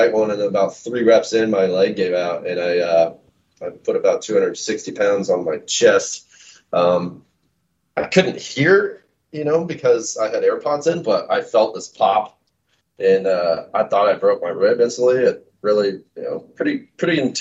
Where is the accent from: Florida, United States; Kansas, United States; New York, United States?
Kansas, United States; Olathe; moved away as an adult; now in Kansas City, Missouri, United States; I grew up on the Kansas side in a town called Olathe, Kansas